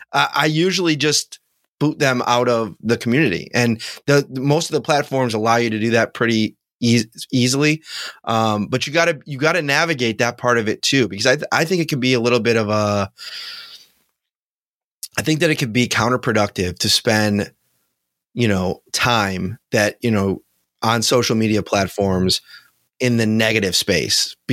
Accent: Buffalo, New York, United States; I grew up in Buffalo and, you know, Bills fans are my people

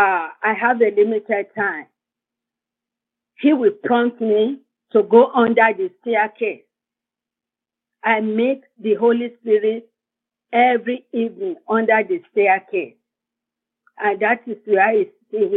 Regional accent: Nigeria; moved away as an adult; also born or lived in Fayetteville, North Carolina; now in United States; I'm from Nigeria in West Africa.

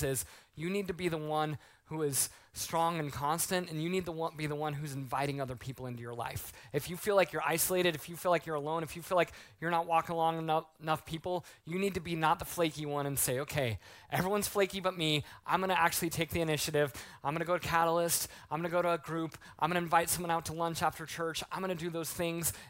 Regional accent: Colorado Springs, Colorado, United States; I grew up in Colorado Springs

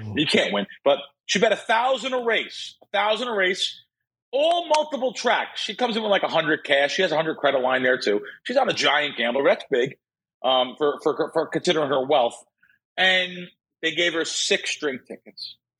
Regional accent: New York City, New York, United States; moved away; I grew up in the Bronx

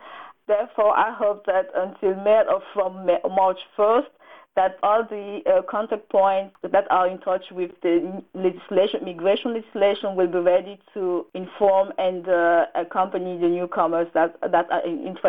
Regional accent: Cameroon; English is a second language; moved away as an adult; now in Germany; I personally, I come from Cameroon. I come from Germany 2002 for studies reason, and after my study here, I stay here and get a job and get a family.

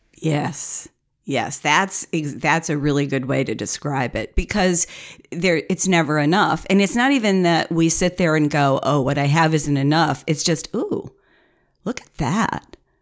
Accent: United States; we're Americans

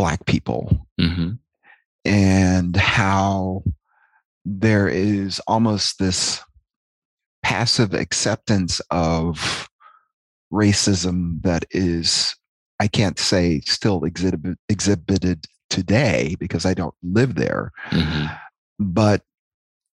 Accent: Fayetteville, North Carolina, United States; moved away; I was born in Fayetteville, North Carolina.

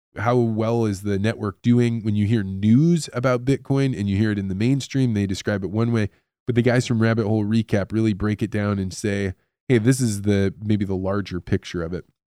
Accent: United States; As an American living in a society that is supposedly free and believes in free media

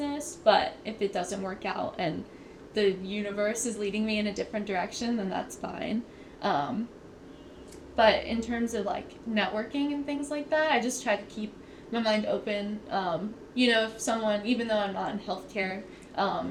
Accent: Muncy, Pennsylvania, United States; moved away as an adult; now in Pittsburgh, United States; I'm from Muncie, Pennsylvania, which is approximately like 3 to 4 hours from here

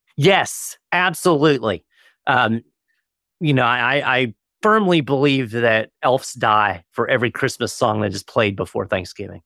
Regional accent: Florida, United States; I've spent most of my life in Florida

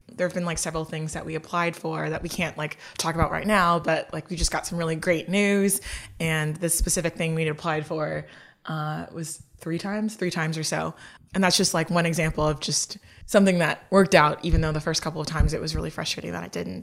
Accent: Lagos, Nigeria; I'm from Lagos, Nigeria

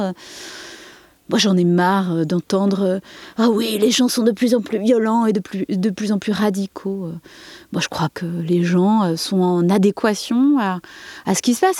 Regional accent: Saint-Denis, Île-de-France, France; moved away as an adult; now in Verfeil-sur-Seye, France; je viens de Saint-Denis

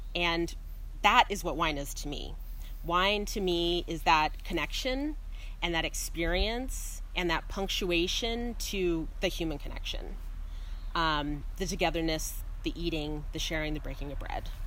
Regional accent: Salinas, California, United States; moved away as an adult; also born or lived in Australia / London / Sydney; now in Oregon, United States; I grew up in Salinas, California

